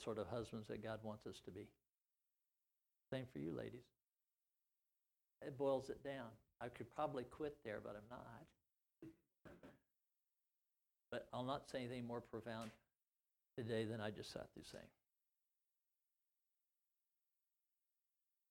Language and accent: English; Missouri, United States; in my small county seat town I grew up to in Missouri